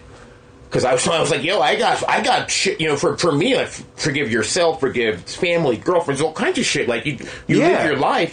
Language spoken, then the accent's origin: English; New York, United States; Yeah, we're from New York.